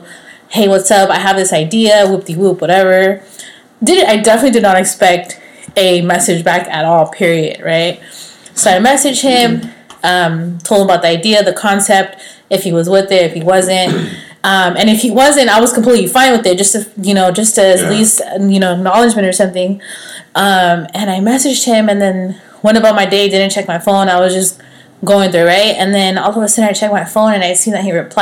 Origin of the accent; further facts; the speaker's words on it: Los Banos, California, United States; I'm from Los Baños